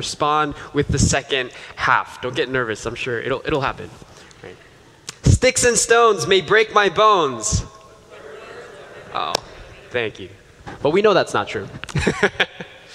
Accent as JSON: {"language": "English", "region": "New York", "country": "United States", "tie": "born or raised there", "said": "as a child growing up in New York"}